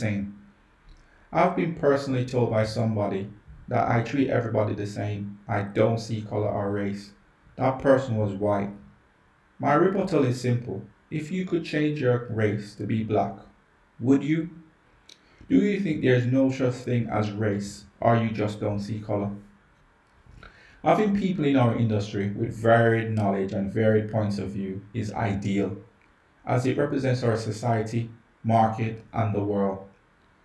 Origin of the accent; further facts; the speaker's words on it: Jamaica; I grew up in Jamaica